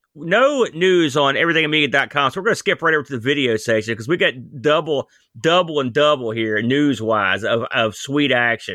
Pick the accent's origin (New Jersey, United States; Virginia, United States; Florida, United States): New Jersey, United States; Listen, don't call me that. I'm from New Jersey, technically.